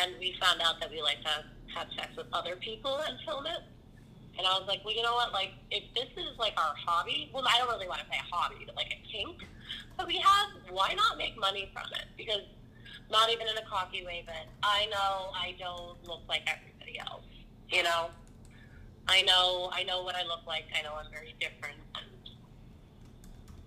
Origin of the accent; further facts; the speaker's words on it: Northeastern Pennsylvania, United States; I'm from NEPA.